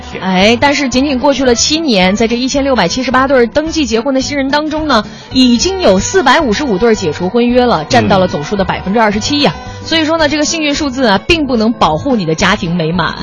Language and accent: Chinese; Qiqihar, Heilongjiang, China; 或者是我的老家齐齐哈尔啊